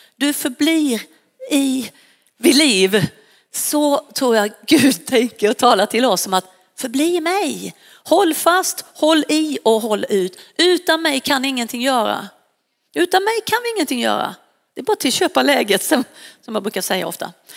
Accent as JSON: {"language": "Swedish", "town": "Varberg", "region": "Halland County", "country": "Sweden", "moved": "yes", "lives_now": "Stockholm, Sweden", "said": "jag kommer ju från västkusten och jag flyttade från Varberg och hit upp till, eh, till Stockholm"}